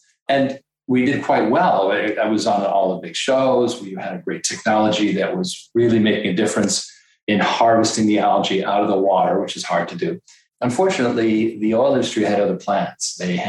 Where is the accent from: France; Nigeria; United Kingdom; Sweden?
France; moved away; also born or lived in Canada / Caribbean / Belgium; I was born in Canada, I was spent years in the Caribbean, and then I was raised actually in France and Belgium.